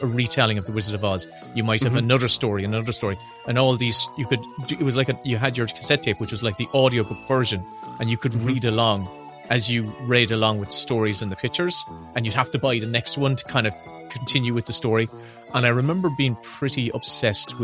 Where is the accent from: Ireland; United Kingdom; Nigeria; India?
Ireland; Kanturk, Munster; I grew up in outside Kanturk, closer to the village of Castlemagner, but very much a rural country boy.